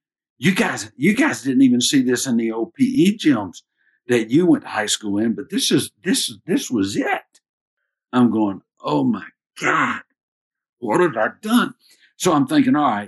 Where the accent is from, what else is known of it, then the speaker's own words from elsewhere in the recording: Maryville, Tennessee, United States; moved away as an adult; also born or lived in Georgia; I grew up in East Tennessee